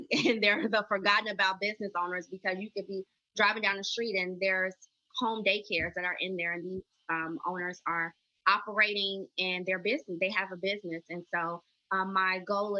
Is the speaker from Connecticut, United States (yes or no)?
no; Chicago, Illinois, United States; also born or lived in Austin, Texas; I'm a native Chicagoan, born and raised. So that is my hometown